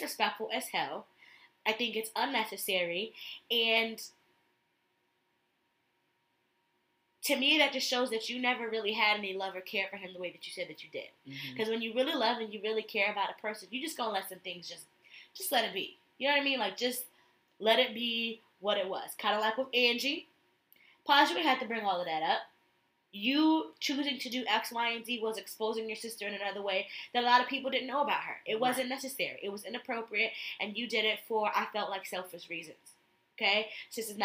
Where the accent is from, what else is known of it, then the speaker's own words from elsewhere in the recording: Connecticut, United States; I'm from Connecticut